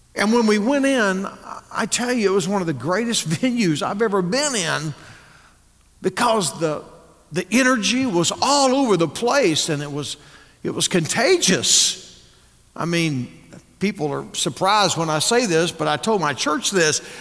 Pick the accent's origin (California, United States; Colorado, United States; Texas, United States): Texas, United States; moved away as an adult; now in Northwest Arkansas, United States; I was raised in Texas